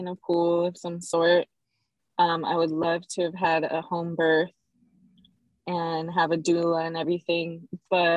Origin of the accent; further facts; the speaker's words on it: Southern California, United States; I'm from Southern